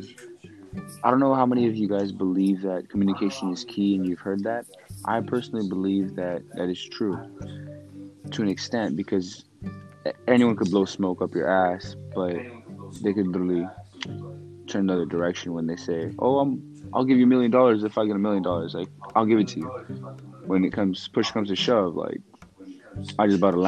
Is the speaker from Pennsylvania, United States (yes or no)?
no; California, United States; moved away; I'm from Cali